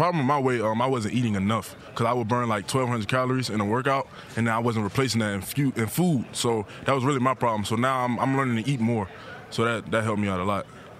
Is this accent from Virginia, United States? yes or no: yes; Richmond, Virginia, United States; I'm from Richmond